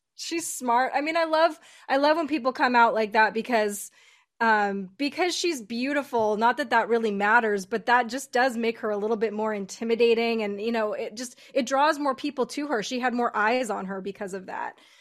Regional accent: United States; we're all American

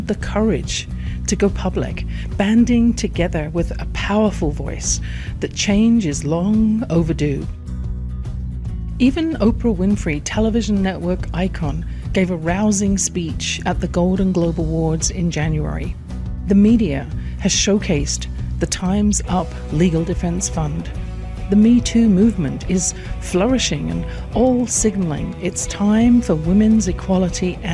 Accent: England, United Kingdom; born or raised there

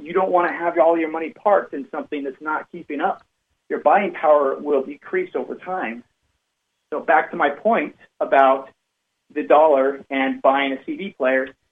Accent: Cache Valley, Utah, United States; I grew up in Cache Valley, Utah. It's uh, Lo- Logan is the the city up in the northern part of, of Utah

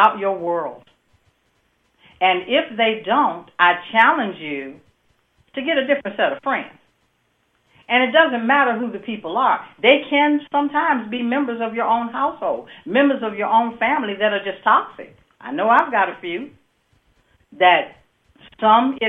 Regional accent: Midwest, United States; I'm from the Midwest

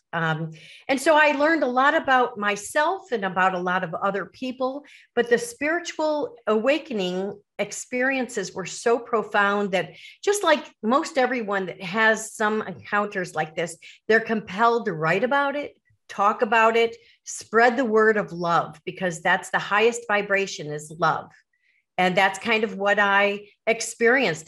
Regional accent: Chicago suburbs, Illinois, United States; growing up in the Chicago suburbs

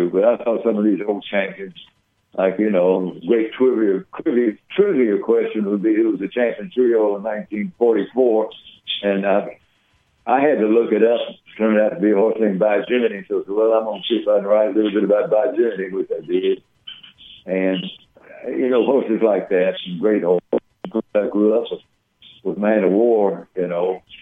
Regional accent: Lexington, Kentucky, United States; I grew up on Dixiana Farm, which is uh, just a 20, 25 minute bike ride.

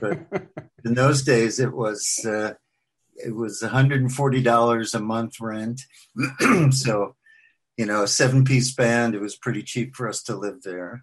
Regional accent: New York City, New York, United States; moved away as an adult; also born or lived in Washington, D.C.; now in Franklin, Tennessee, United States; I grew up in Queens

